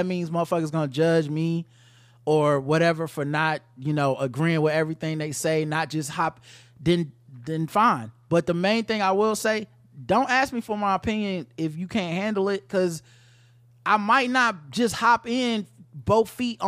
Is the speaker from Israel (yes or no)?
yes; Israel; As you guys may or may not have remembered, I grew up in Israel, served in the IDF, and prior to my service, I actually worked at the cement plant